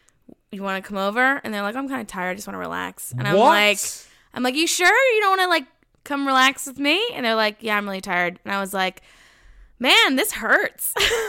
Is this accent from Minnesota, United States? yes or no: yes; Minnesota, United States; I'm from Minnesota.